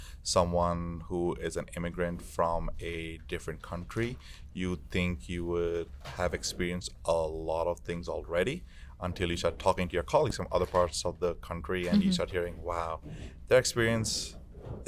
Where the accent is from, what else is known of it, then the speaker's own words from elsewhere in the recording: San Antonio, Texas, United States; I'm from San Antonio